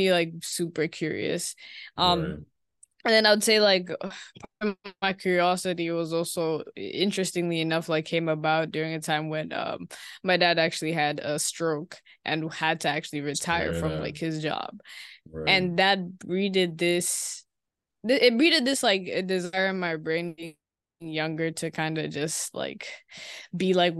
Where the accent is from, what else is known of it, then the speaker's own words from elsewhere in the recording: Nairobi, Kenya; moved away as an adult; now in Savannah, United States; I grew up and I'm from Kenya. Nairobi specifically is where I spent the majority of my childhood.